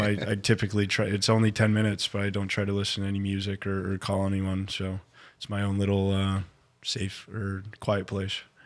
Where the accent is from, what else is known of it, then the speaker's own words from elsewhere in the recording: Flint, Michigan, United States; also born or lived in Grand Blanc, Michigan; I was born in Flint, Michigan, um, raised in Flint and Grand Blanc.